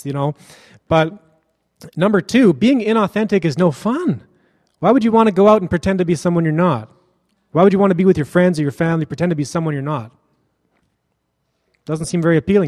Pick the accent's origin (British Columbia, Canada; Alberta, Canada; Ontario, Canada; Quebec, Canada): British Columbia, Canada; Kelowna; From my hometown, Kelowna